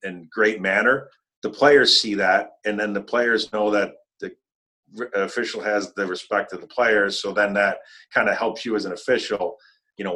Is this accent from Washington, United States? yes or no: no; Buffalo, New York, United States; growing up in Buffalo